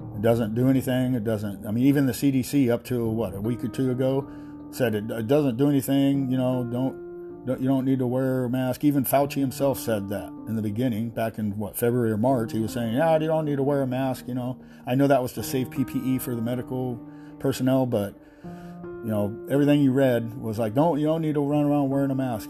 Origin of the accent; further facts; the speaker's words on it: United States; We're still American citizens